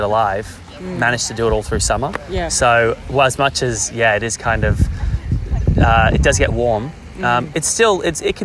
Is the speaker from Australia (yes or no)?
yes; Noosa, Queensland, Australia; moved away; I'll go back to my hometown, which is Noosa.